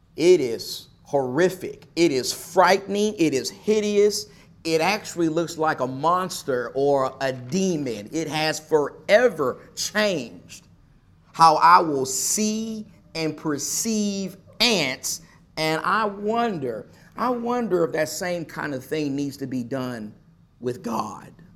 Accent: Nacogdoches, Texas, United States; moved away; my hometown of Nacogdoches, Texas

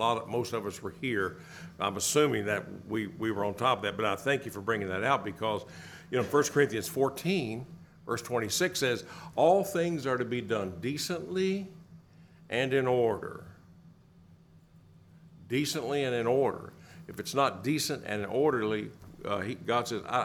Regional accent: the hills of Tennessee, United States; Growing up in the South on Sunday mornings down in the hills of Tennessee

